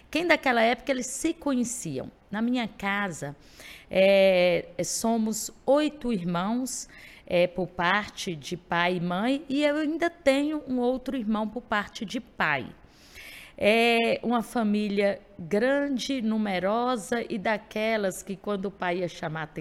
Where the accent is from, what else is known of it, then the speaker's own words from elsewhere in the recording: Montes Claros, Minas Gerais, Brazil; sou daqui de Montes Claros, numa família grande grande desde dos pais, é, dos avós, daquelas famílias tradicionais que reuniam no domingo